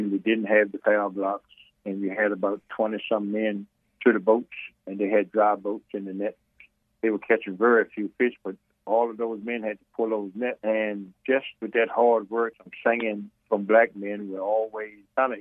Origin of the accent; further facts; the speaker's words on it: Weems, Virginia, United States; I was born in Weems, Virginia